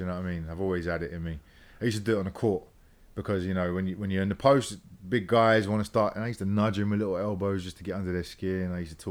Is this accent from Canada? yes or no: no; London, United Kingdom; moved away; Yeah, I grew up in London.